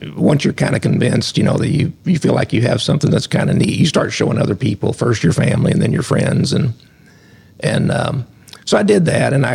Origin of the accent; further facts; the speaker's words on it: Southern Illinois, United States; moved away as an adult; also born or lived in Lexington, Kentucky; Grew up on a farm, went to Century High School and Shawnee College and then Southern Illinois University.